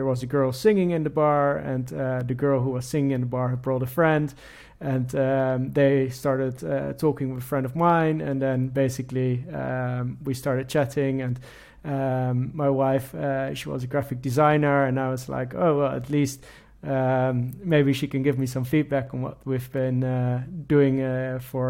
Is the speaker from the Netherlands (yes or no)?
yes; Netherlands; moved away as an adult; now in London, United Kingdom; I'm from the Netherlands, born and raised in the Netherlands, and currently living in London with my wife